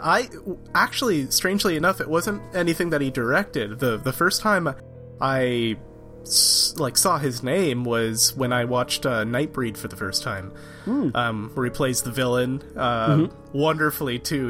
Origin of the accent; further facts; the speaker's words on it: Canada; I'm from Canada